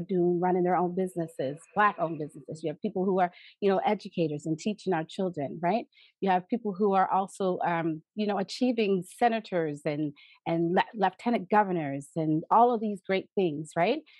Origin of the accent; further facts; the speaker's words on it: East Preston, Nova Scotia, Canada; I am proudly a daughter of the village of the East Preston Preston Township area, and I and I love my community.